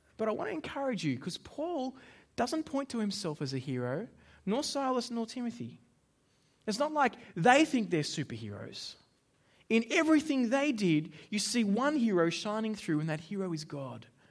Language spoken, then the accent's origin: English; Australia; as an Australian